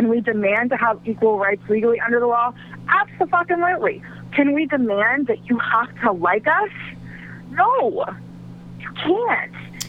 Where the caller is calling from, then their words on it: Ohio, United States; Hey, this is …. I'm in Ohio.